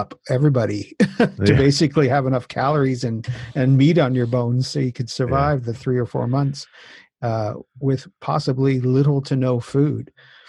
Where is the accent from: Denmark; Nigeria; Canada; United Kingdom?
Canada; Newfoundland and Labrador; my background is I'm originally from Newfoundland.